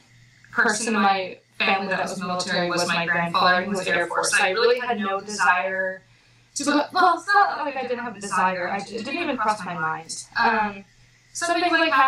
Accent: small town just north of Portland, Oregon, United States; moved away as an adult; also born or lived in Pensacola, Florida; now in Newport, Rhode Island, United States; I'm from the Pacific Northwest, a little small town just north of Portland, Oregon, where I grew up there with my six brothers and sisters

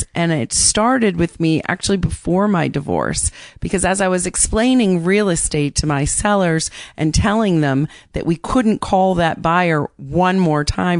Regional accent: Barrington, Rhode Island, United States; moved away as an adult; also born or lived in Boston; now in New York City, United States; Barrington, where I grew up

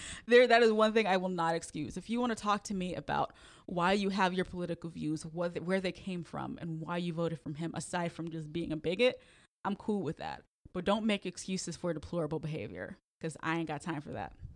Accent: Chicago, Illinois, United States; moved away as an adult; I was from Chicago

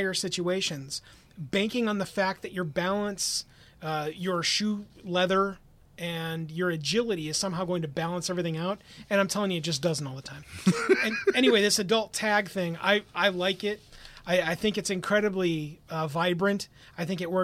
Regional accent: Wisconsin, United States; because I'm from Wisconsin.

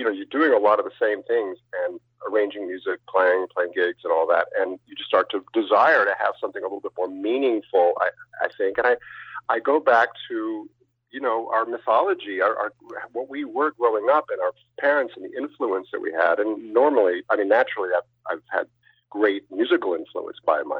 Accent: California, United States; I grew up in California

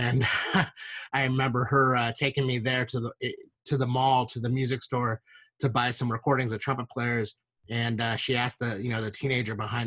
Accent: Northern California, United States; I grew up in Northern California.

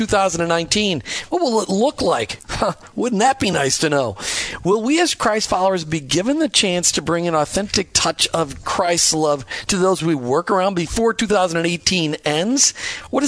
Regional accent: Minnesota, United States; moved away; I grew up in Minnesota

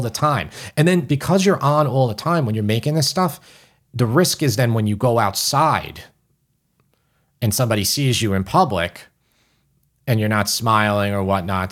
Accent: New York City, New York, United States; accent: New York

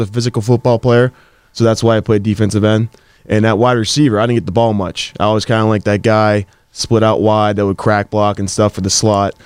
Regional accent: Gibsonia, Pennsylvania, United States; I grew up in Gibsonia slash Wexford area.

